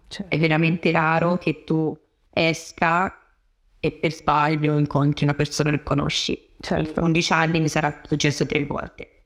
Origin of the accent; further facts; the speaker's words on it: Tuscany, Italy; moved away as an adult; now in London, United Kingdom; sono toscana